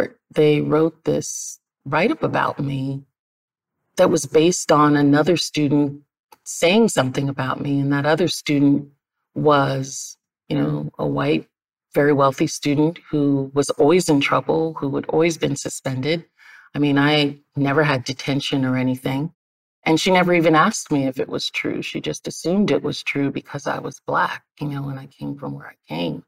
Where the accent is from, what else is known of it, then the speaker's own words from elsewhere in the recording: New York, United States; moved away; also born or lived in U.S. Virgin Islands; I was raised in New York, sent down to the Virgin Islands quite a bit